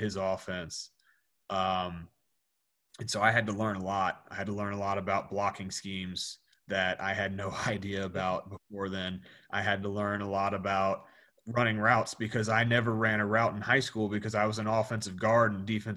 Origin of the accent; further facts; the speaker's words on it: Rockingham County, Virginia, United States; Where I grew up around Rockingham County, Virginia, which is, if anybody's familiar with James Madison University, JMU, I grew up about 20 minutes away from the JMU campus